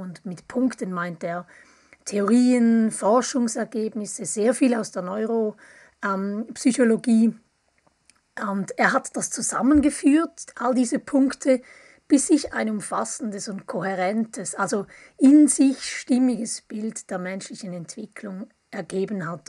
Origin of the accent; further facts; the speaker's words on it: Appenzell, Switzerland; now in Bern, Switzerland; Ich komme auch aus der Ostschweiz, aus dem Appenzellerland. Ich lebe aber schon mehr als die Hälfte meines Lebens in, im Großraum